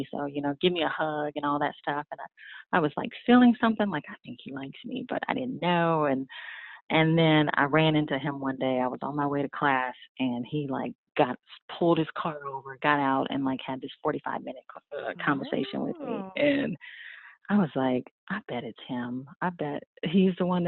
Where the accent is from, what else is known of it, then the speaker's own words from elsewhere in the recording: East Palo Alto, California, United States; now in Nashville, United States; I was born and raised in East Palo Alto, California, which is that's where Facebook is